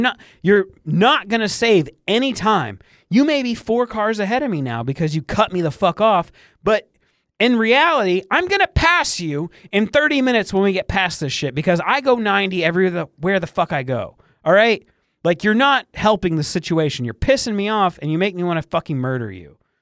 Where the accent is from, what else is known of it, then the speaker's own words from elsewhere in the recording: Michigan, United States; I grew up in Michigan on lakes